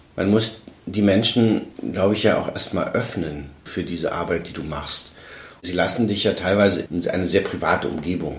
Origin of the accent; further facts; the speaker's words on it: Weißwasser, Saxony, Germany; ich komme aus, aus Weißwasser